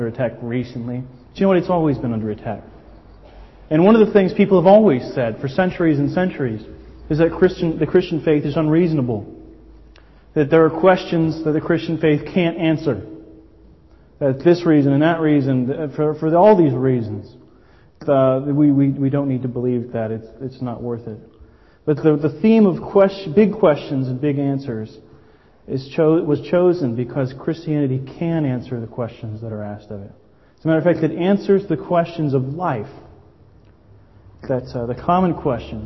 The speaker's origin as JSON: {"language": "English", "town": "Miami", "region": "Florida", "country": "United States", "moved": "as an adult", "lives_now": "Brighton, United Kingdom", "said": "I'm American, obviously. I'm from Miami, the Miami area originally."}